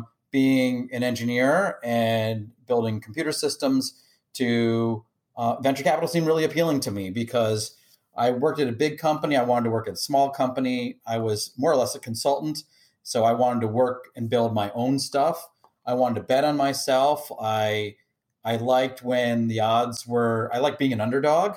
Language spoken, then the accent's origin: English; D.C., Maryland suburbs of Washington, United States; moved away; also born or lived in Michigan; I grew up outside of Washington, D.C. in the Maryland suburbs.